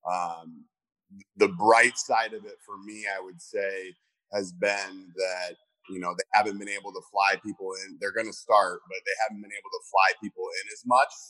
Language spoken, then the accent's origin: English; Cedar Rapids, Iowa, United States; growing up in Iowa